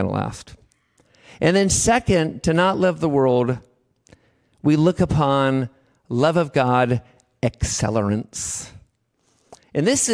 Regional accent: Davis, California, United States; I'm from Davis

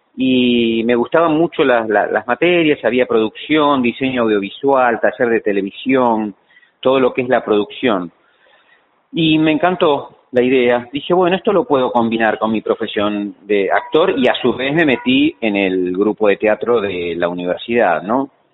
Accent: Lanús, Buenos Aires Province, Argentina; moved away as an adult; now in Buenos Aires, Argentina; Yo nací en Lanús, sí. Este, y viví siempre en Lanús hasta que me casé y después vine a Capital a, vivir.

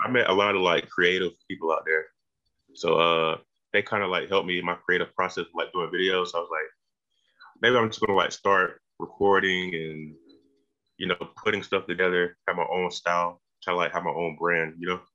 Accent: Macon, Georgia, United States; also born or lived in Milledgeville; I'm from Macon, not that uh, far.

